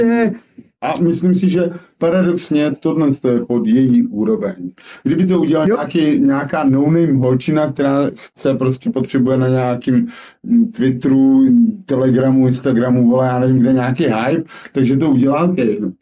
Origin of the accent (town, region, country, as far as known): Moravia, Czechia